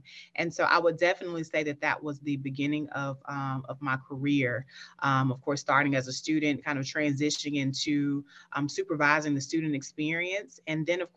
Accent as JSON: {"language": "English", "town": "Picayune", "region": "Mississippi", "country": "United States", "tie": "born or raised there", "said": "I'm originally from Picayune, Mississippi. I always like to shout out Picayune because that's home. That's where my upbringing is"}